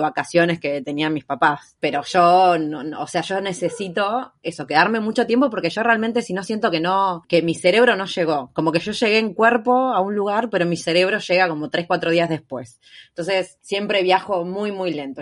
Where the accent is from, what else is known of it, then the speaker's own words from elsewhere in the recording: Argentina; moved away as an adult; soy de Argentina